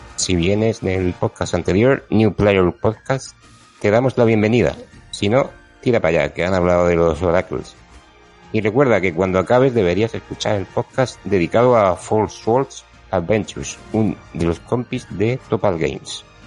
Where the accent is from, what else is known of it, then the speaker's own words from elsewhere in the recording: Region of Murcia, Spain; moved away; Esta vez toca grabar desde mi tierra de nuevo, en Murcia